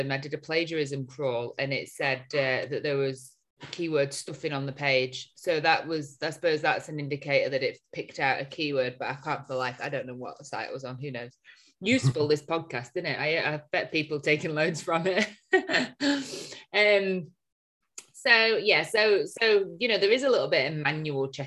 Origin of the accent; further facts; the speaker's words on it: Chorley, North West England, United Kingdom; we are from Chorley, see.